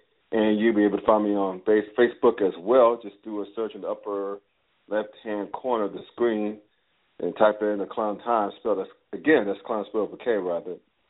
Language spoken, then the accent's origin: English; the South, United States; now in Cincinnati, United States; After all, I grew up in the South, so who am I to complain?